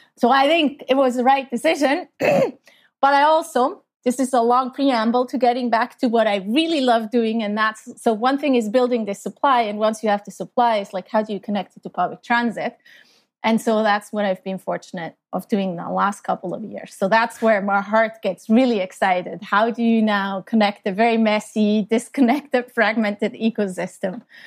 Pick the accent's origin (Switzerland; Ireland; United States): Switzerland; moved away as an adult; now in Canada; I grew up in Switzerland, in a very small town